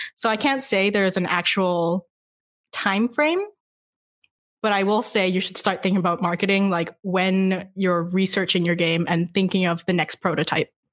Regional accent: Vancouver, British Columbia, Canada; now in Montreal, Canada; I'm actually from Vancouver.

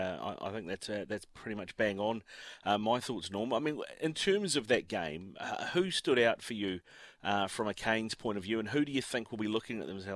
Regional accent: Auckland, New Zealand; I'm born and bred an Auckland boy, right?

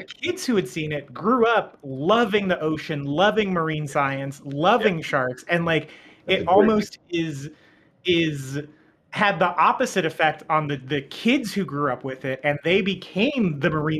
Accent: Bakersfield, California, United States; I'm from Bakersfield, California

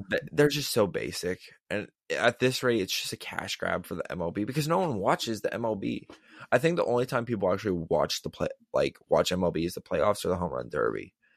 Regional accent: Pittsburgh, Pennsylvania, United States; we are from Pittsburgh

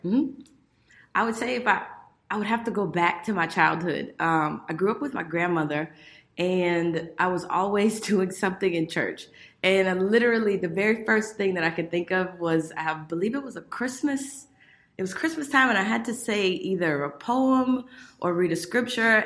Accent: Miami, Florida, United States; I grew up in Miami, Florida

